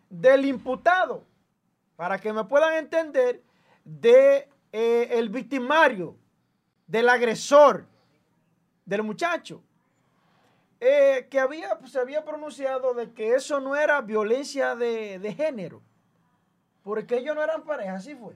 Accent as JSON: {"language": "Spanish", "country": "Dominican Republic", "said": "nosotros tenemos como dominicanos"}